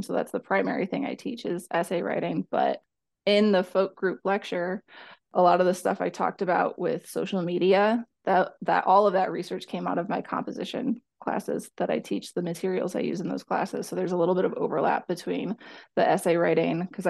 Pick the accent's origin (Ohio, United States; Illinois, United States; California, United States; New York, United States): Illinois, United States; Byron; moved away as an adult; also born or lived in Colchester, England; I grew up in North Central Illinois, a little town called Byron, Illinois